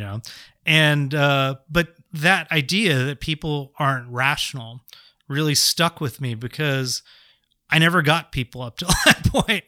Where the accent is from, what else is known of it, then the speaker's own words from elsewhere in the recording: San Jose, California, United States; I grew up in San Jose